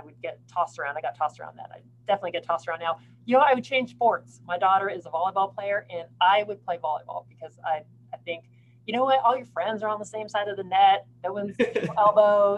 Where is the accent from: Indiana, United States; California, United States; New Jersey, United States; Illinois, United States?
California, United States; moved away; also born or lived in Austin, Texas; growing up in California, like we have a very specific type of Mexican food in California